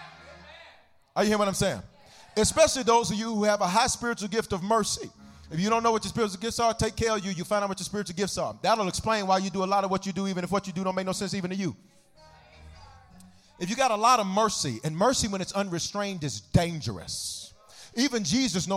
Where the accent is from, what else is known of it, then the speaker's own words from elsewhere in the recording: the South, United States; now in Denver, United States; I'm from the South